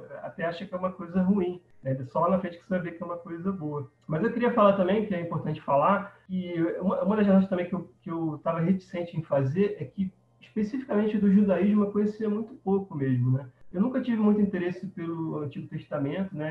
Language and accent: Portuguese; Rio de Janeiro, Brazil; now in Campo Grande, Brazil; Hoje eu moro em Campo Grande, Mato Grosso do Sul, mas eu sou originalmente do Rio de Janeiro. Então eu cresci ali na Gávea, perto do Clube do Flamengo